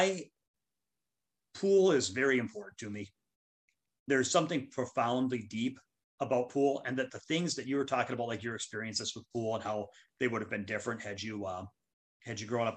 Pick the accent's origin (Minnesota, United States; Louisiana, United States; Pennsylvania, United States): Minnesota, United States; my home state